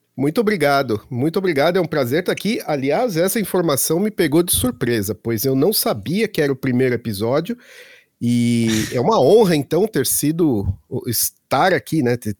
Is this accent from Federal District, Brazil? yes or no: no; Santo André, São Paulo, Brazil; also born or lived in Belo Horizonte, Brazil / Florida, United States / Munich, Germany; now in Berlin, Germany; eu sou de Santo André, em São Paulo